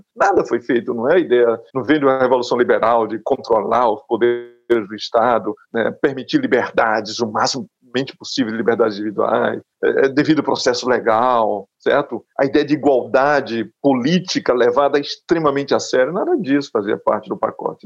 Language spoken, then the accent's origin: Portuguese; Rome, Lazio, Italy; moved away; Em Roma ainda tem as plaquinhas lá em toda parte em Roma, que foi onde eu cresci